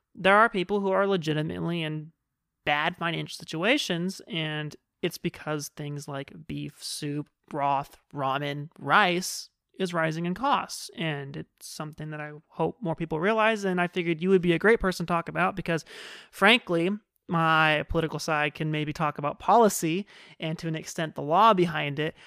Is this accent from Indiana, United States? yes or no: no; Fresno, California, United States; moved away as an adult; also born or lived in San Diego; when I moved away from Fresno for college, um, and ended up in San Diego